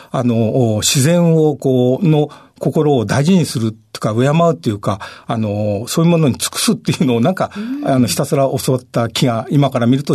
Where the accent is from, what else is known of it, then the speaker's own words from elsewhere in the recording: Higashimurayama, Tokyo, Japan; あの、東村山です。